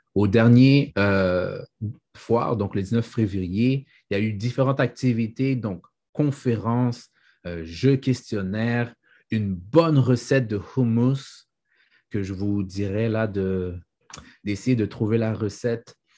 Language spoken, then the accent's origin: French; Haiti; Je suis un haïtien et ma mère fait bien à manger.